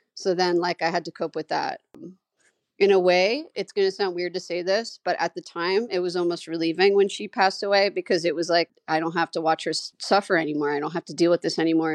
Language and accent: English; New York City, New York, United States; I grew up in Staten Island, New York, famous for the … and the dump